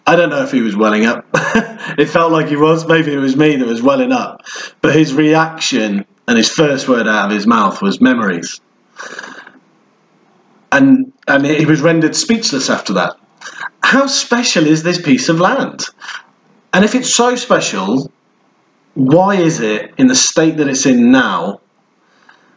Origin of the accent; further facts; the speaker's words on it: England, United Kingdom; now in Paarl, South Africa; as an Englishman